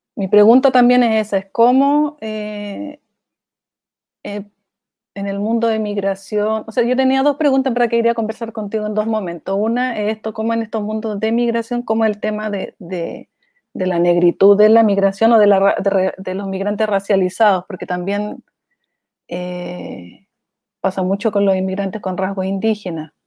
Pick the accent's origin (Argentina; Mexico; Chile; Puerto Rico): Chile; moved away as an adult; also born or lived in Brazil; De Chile